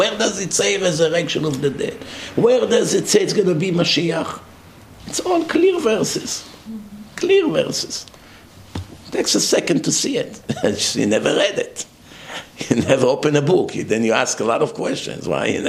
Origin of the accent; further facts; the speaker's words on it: Florida, United States; I'm only 5'5". I'm dark. He was blonde. We're not the same. He was from New York. I'm from Florida.